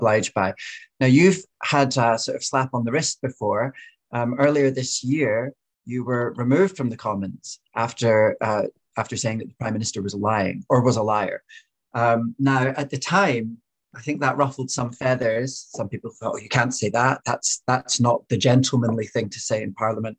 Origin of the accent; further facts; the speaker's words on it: Fife, Glasgow, Scotland, United Kingdom; now in London, United Kingdom; I'm Scottish, so like when I grew up in Fife in Glasgow